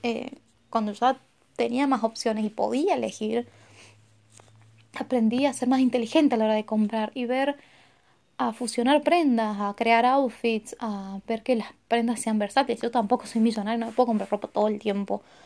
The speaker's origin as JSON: {"language": "Spanish", "country": "Argentina", "said": "yo soy de Argentina"}